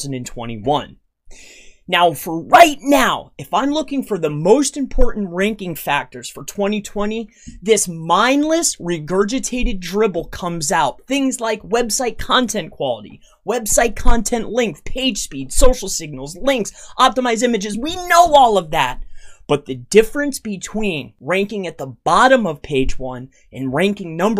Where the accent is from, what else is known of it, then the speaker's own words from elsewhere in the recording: Fort Myers, Florida, United States; now in Tamaqua, United States; I'm from Fort Myers, Florida